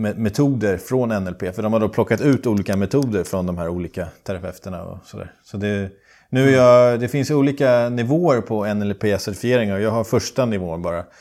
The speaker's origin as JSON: {"language": "Swedish", "country": "Sweden", "tie": "born or raised there", "moved": "yes", "lives_now": "Dubai, United Arab Emirates", "said": "jag har vuxit upp i skärgården"}